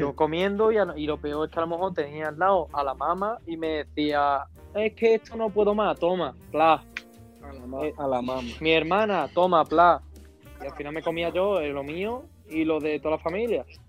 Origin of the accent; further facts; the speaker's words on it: San Pedro Alcántara, Andalusia, Spain; moved away; also born or lived in Madrid; si le digo de San Pedro, pues yo tiro más a Marbella